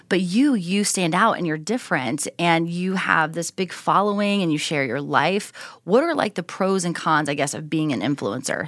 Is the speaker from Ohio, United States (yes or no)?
yes; Southern Ohio, United States; moved away as an adult; also born or lived in Minneapolis / Dallas / Houston; now in Hidden Springs, Idaho, United States; growing up in Southern Ohio, right on the border of Kentucky